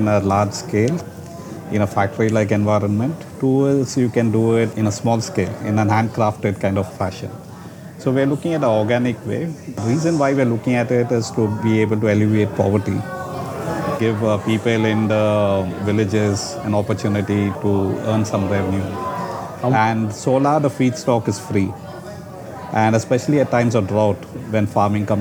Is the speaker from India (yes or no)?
yes; Chennai, Tamil Nadu, India; moved away as an adult; now in Singapore; I'm from Chennai, from South India. And I moved to Singapore to set up my company